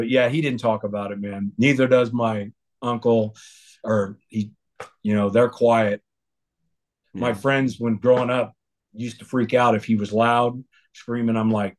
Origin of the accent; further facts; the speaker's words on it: Parris Island, South Carolina, United States; born there; I was born on Paris Island.